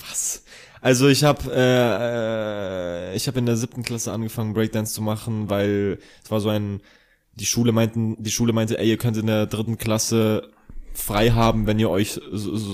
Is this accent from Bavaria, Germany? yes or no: yes; Ingolstadt, Bavaria, Germany; moved away; Ja, ich komme aus Ingolstadt.